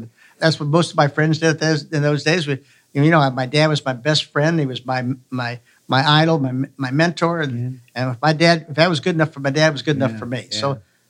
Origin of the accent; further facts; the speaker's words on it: Columbus, Ohio, United States; I grew up in Columbus, Ohio. My dad is a pharmacist, and he had a drugstore on the Ohio State University campus. So I grew up on the campus for my first 9 years.